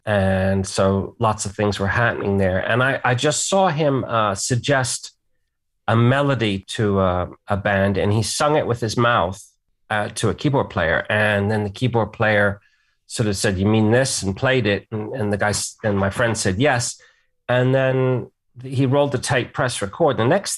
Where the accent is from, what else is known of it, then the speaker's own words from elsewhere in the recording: England, United Kingdom; So I grew up in England and it was interesting to see England through kind of like my parents' American eyes, you know.